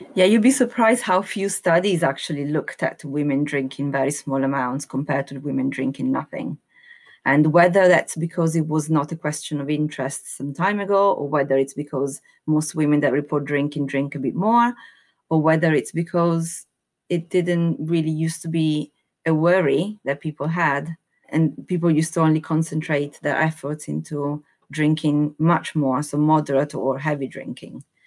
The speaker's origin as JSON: {"language": "English", "country": "Italy", "moved": "yes", "lives_now": "United Kingdom", "said": "I'm Italian, hundred percent Italian, naturalized as British citizen, So I have seen and lived in two different cultures"}